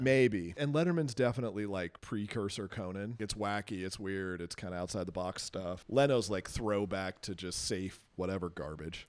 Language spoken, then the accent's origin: English; West Coast, United States; I grew up on the West Coast